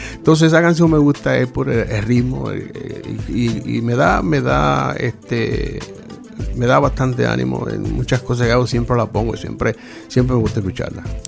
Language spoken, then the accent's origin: Spanish; La Romana, Dominican Republic; also born or lived in Puerto Rico / Boston, Massachusetts; now in Rhode Island, United States; nací en la Romana, República Dominicana. Eh, emigro desde, 1977, llego a, a, Puerto Rico